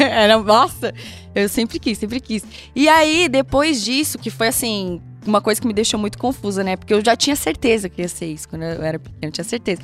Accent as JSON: {"language": "Portuguese", "country": "Brazil", "said": "sou caiçara"}